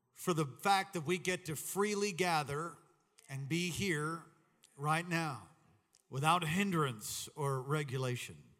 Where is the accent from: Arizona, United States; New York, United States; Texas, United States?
New York, United States; Long Island; I grew up in Long Island, New York